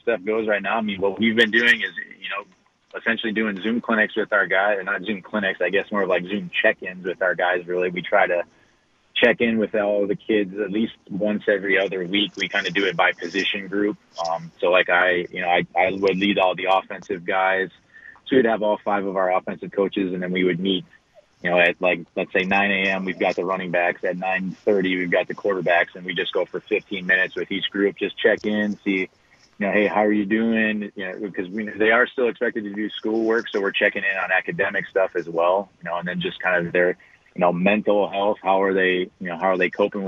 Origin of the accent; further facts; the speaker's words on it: La Crosse, Wisconsin, United States; moved away as an adult; also born or lived in Kenosha, Wisconsin; I spent 3 years back in my hometown up in La Crosse at La Crosse Central